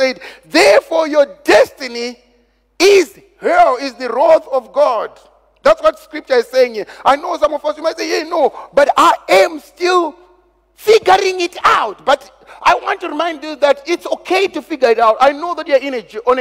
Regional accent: Zimbabwe; I come from Zimbabwe.

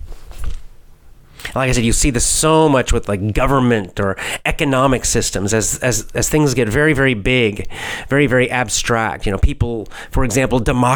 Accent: United States; I'm an American

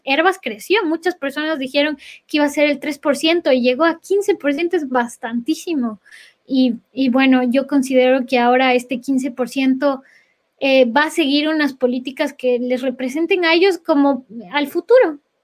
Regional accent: Ecuador; moved away as an adult

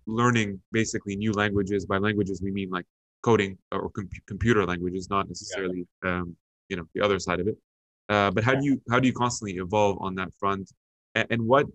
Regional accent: Lebanon; moved away; I come from the Middle East, right? And in Lebanon

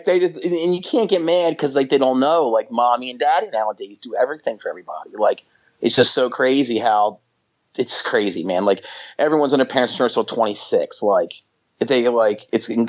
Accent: outside of Atlantic City, New Jersey, United States; I grew up outside of Atlantic City

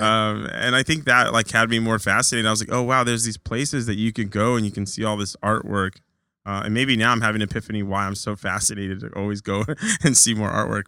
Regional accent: Orange County, California, United States; moved away as an adult; also born or lived in Long Beach, California / Huntington Beach, California; now in New York, United States; I moved, uh, to Orange County, pretty much spent my whole life there

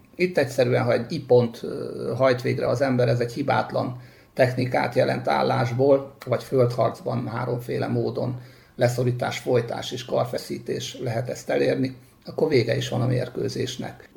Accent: Debrecen, Hajdú-Bihar, Hungary; now in Szentendre, Hungary; pálya mellett nőttem föl, de utána 6 és 10 éves korom között futball mellett kézilabda, torna, asztali tenisz, amit csak el lehet képzelni, azt kipróbáltam, gyakoroltam. Mindez Debrecenben. Mindez Debrecenben

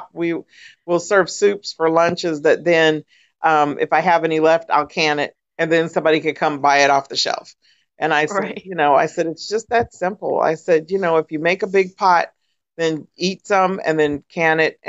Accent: California, United States; moved away as an adult; now in Florida, United States; I grew up in California.

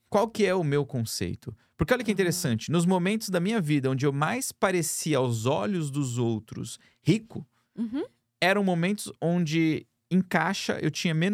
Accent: Brazil; moved away; nós somos do Brasil.

